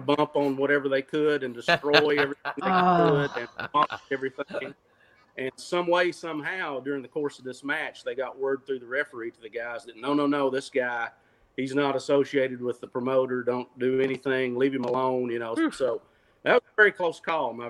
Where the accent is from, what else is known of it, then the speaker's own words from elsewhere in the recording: Cookeville, Tennessee, United States; my hometown on the campus of Tennessee Tech University